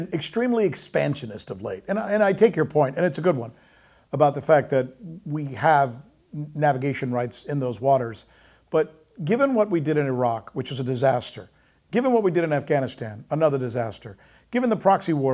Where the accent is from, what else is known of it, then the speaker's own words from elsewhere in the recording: United States; As an American who loves my country